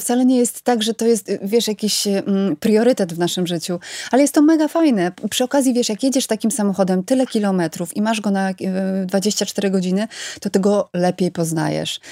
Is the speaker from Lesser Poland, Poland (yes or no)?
no; Bydgoszcz, Kuyavian-Pomeranian Voivodeship, Poland; ja pochodzę z Bydgoszczy